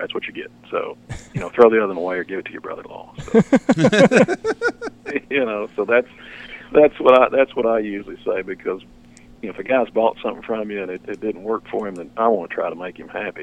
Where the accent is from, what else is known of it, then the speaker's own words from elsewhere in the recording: Arkansas, United States; I grew up here in Arkansas, and we duck hunted